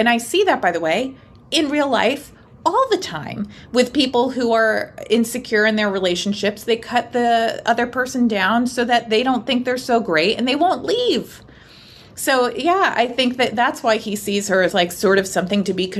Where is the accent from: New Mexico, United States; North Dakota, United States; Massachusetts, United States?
Massachusetts, United States; Boston; I'm from New England